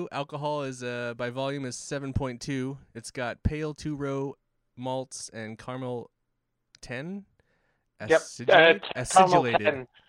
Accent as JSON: {"language": "English", "region": "Hawaii", "country": "United States", "said": "I'm Hawaiian"}